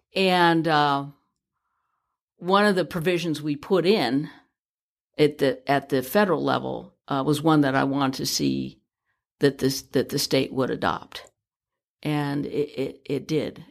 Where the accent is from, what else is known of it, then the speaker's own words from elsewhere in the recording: San Francisco, California, United States; born and raised in San Francisco